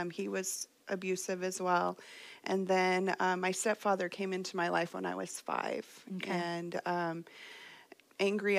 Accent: Fresno, California, United States; I was born here in Fresno

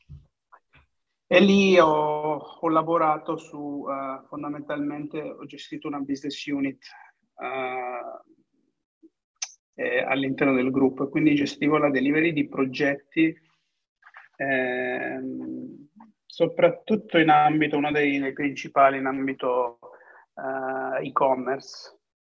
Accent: Cosenza, Calabria, Italy; moved away as an adult; also born or lived in England; now in Udine, Italy; Sono originario di Cosenza.

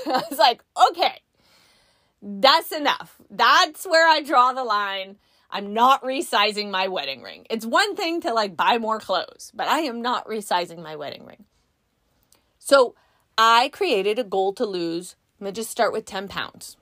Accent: California, United States; We're from California

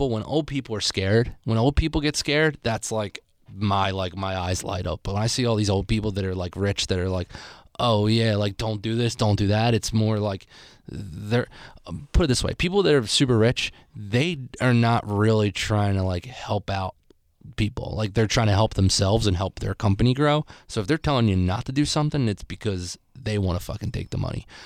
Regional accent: Philadelphia, Pennsylvania, United States; I'm from Philadelphia.

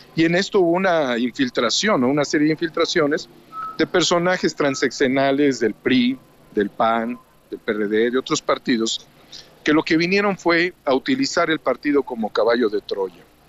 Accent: Mexico; nuestra integración como mexicanos

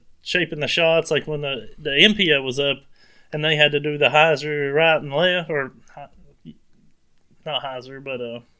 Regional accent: New Jersey, United States; I don't even have an accent. I'm actually from New Jersey.

